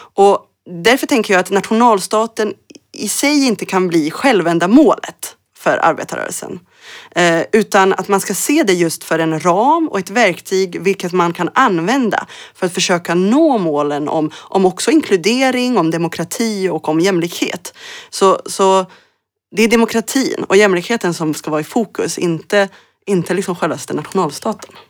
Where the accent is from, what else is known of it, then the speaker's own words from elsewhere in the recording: Örebro, Örebro County, Sweden; also born or lived in Mostar, Bosnia and Herzegovina / Berlin, Germany; min hemstad i Örebro, i Närke, där jag växte upp